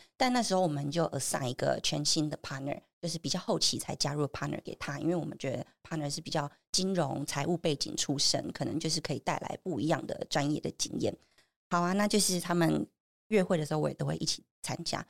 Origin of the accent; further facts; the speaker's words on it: Taichung, Taiwan; now in Taipei, Taiwan; 我是台中人